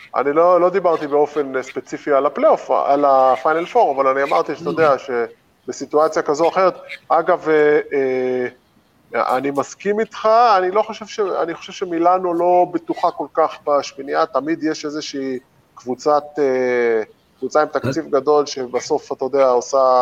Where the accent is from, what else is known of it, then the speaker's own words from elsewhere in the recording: Israel; בתור ישראלי ששיחק במכבי תל אביב שבע שנים